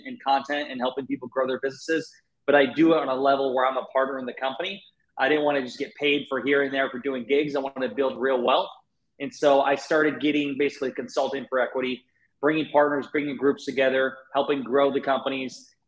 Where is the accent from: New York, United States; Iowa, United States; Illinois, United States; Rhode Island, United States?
Iowa, United States; Northeast; I'm born and raised in Iowa, Northeast Iowa